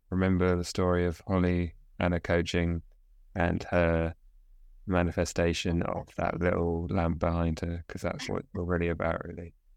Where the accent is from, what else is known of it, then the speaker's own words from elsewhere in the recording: South East England, United Kingdom; We're from we're both from southeast of England